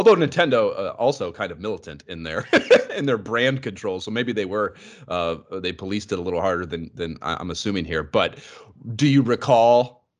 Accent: Ohio, United States; I grew up in Ohio

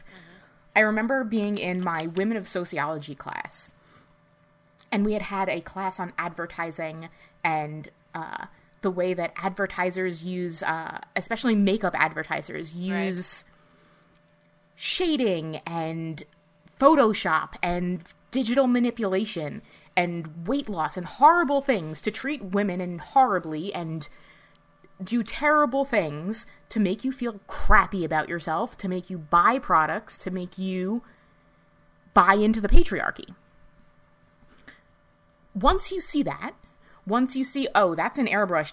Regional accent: United States; us growing up in the New York metropolitan area

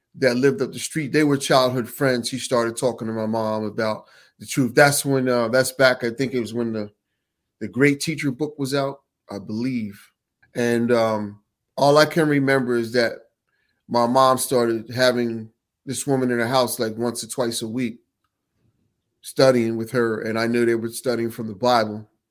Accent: Ewing Township, New Jersey, United States; I'm from Jersey City.

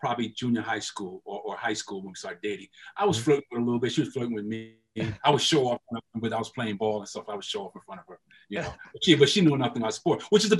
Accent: New York City, New York, United States; also born or lived in South Carolina; a kid from Brownsville, Brooklyn, playing in my hometown

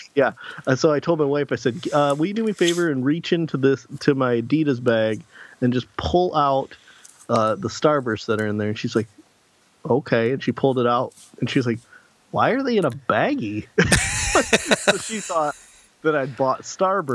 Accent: Clio, Michigan, United States; my hometown of Clio, Michigan.

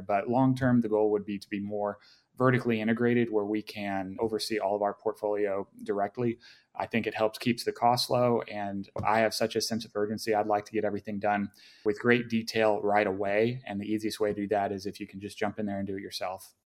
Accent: Dallas, Texas, United States; now in Austin, United States; I grew up in Dallas originally, so I'm very familiar with the area

